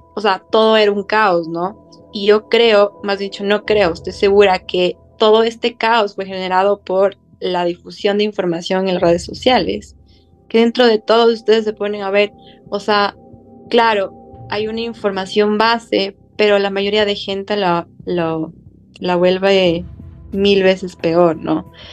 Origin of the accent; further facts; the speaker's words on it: Ecuador; nuestros corazones como ecuatorianos